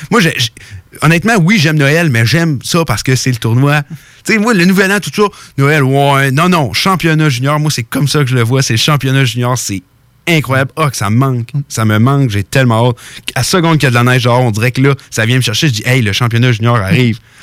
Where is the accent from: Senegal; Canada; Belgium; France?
Canada; je suis Canadien, je suis fier d'être Canadien.